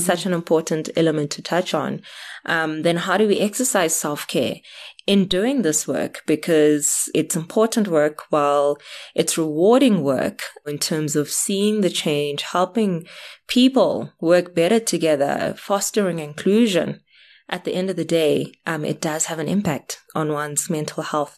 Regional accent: South Africa; I'm South African, black, female, having grown up in spaces that were, were almost invited spaces

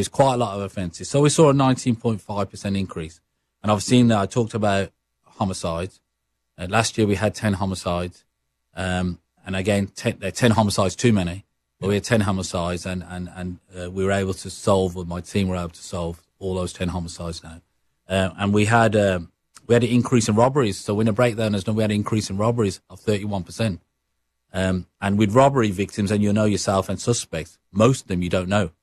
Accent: Birmingham, West Midlands, United Kingdom; accent: Brummie; moved away as an adult; now in Regina, Canada; my accent, uh, what Sarah Mills would say is a Brummy accent.

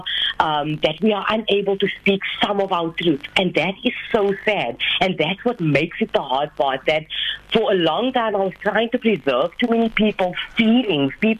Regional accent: George, Western Cape, South Africa; I'm officially the first Indian female Muslim author from my hometown, George

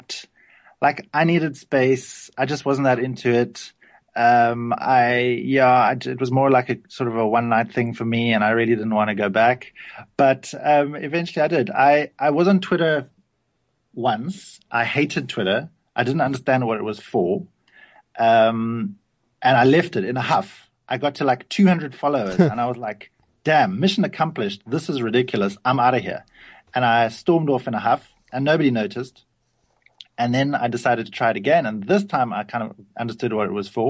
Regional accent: Cape Town, Western Cape, South Africa; I grew up in a little suburb of Cape Town called Kenilworth

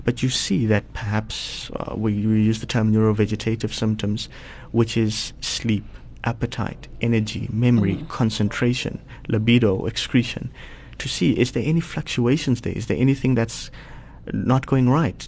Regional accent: Polokwane, Limpopo, South Africa; now in Sandton, South Africa; I grew up in Polokwane, so uh, just outside of Polokwane in a township known as Sishil.

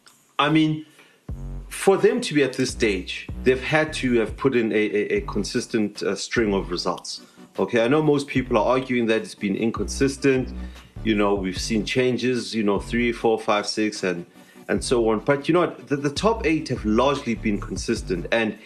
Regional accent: South Africa; So, you know, you want to see that as a South African fan. You want to see, you know, all our teams, you know, continentally.

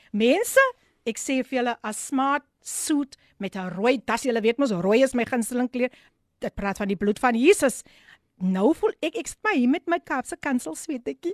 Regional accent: Somerset West, Western Cape, South Africa; ek is gebore in Somers het Wes

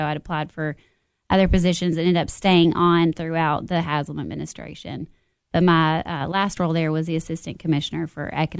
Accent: Monterey, Tennessee, United States; also born or lived in Nashville; So I was born and raised in Monterey. Went all through school. Graduated from Monterey High School.

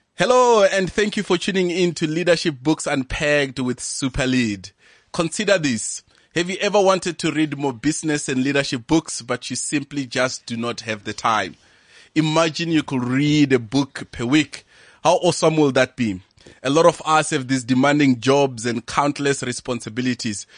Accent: Venda, Limpopo, South Africa; moved away; I'm from Venda up in Limpopo, and I grew up in a village there called Habegwa

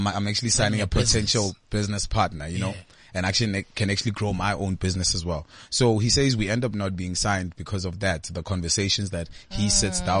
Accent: Benoni, Gauteng, South Africa; also born or lived in Limpopo; I grew up this side

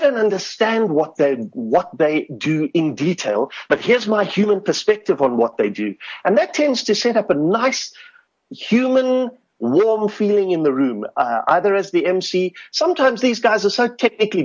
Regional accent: Cape Town, Western Cape, South Africa; I grew up in Goodwood, working class Cape Town

